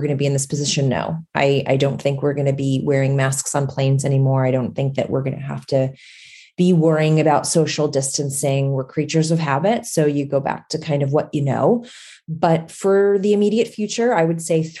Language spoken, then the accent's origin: English; United States; as an American traveler